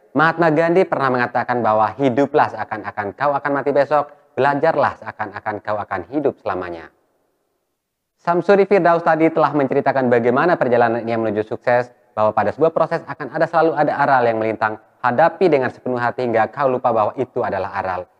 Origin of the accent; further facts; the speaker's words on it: Bima, West Nusa Tenggara, Indonesia; Saya lahir di Kota Bima. Asli di Kota Bima.